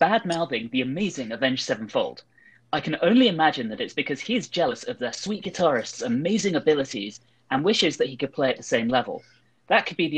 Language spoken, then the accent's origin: English; London, United Kingdom; moved away as an adult; now in United States; mostly from London